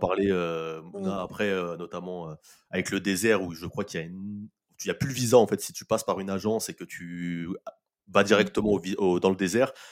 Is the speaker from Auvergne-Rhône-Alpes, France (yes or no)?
no; Nanterre, Île-de-France, France; j'ai vécu euh, à Nanterre, donc qui est une, ville occupée de coup par euh, l'Algérie. Bah, voilà. Et, en, plus de ça, le, consulat algérien est à 5 minutes, à 5 de chez moi. Donc euh, tous les matins, en allant à l'école